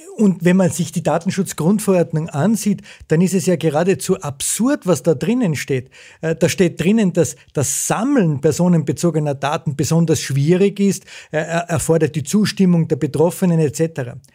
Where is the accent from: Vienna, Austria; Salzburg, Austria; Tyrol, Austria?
Salzburg, Austria; Zell am See; Ich bin groß geworden in Zell am See äh, in den 70er und 80er Jahren